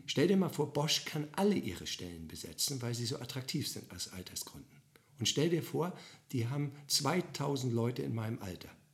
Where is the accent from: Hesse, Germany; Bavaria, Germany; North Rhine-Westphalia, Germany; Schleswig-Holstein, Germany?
Schleswig-Holstein, Germany; Bad Oldesloe; ich komme aus Oldesloe